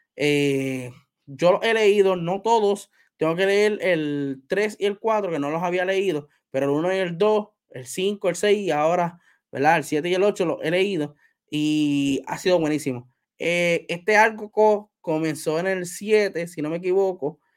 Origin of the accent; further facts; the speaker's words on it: Puerto Rico; yo soy puertorriqueño